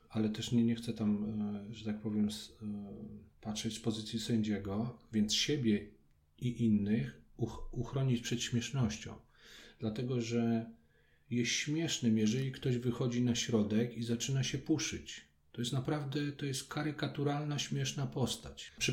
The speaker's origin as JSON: {"language": "Polish", "town": "Kraków", "region": "Lesser Poland", "country": "Poland", "said": "tam gdzie chodziłem do podstawówki, bo jestem krakusem."}